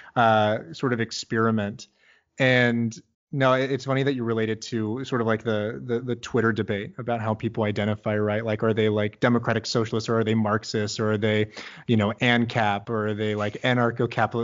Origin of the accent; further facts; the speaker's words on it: Midwest, United States; now in Bay Area, United States; I'm from the Midwest originally